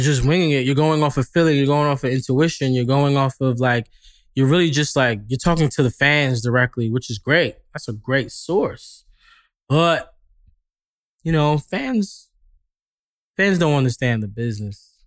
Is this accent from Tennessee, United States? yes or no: no; New York, United States; moved away as an adult; now in Los Angeles, United States; I'm from New York, so we're very, like, we're very upfront